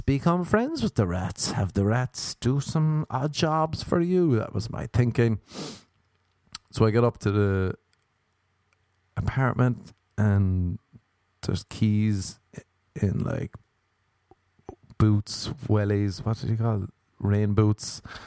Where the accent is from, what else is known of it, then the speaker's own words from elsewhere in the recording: Ireland; accent: Irish; moved away; I'm Irish. I have an Irish passport